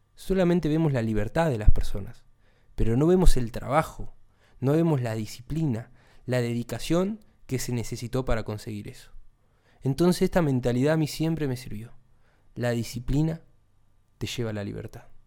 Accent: Argentina; Acá en Argentina, de donde soy yo

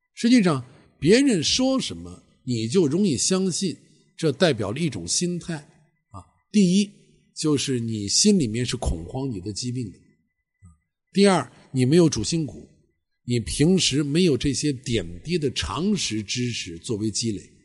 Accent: Xi'an, Shaanxi, China; 我是西安人，西安是八大城市之一当时，啊，是个旅游城市

